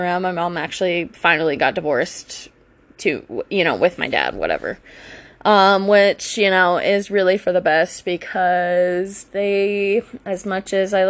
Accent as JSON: {"language": "English", "region": "Virginia", "country": "United States", "tie": "born or raised there", "said": "anyways, I grew up in Virginia. I played lacrosse for, I think it was either my junior or senior year of high school."}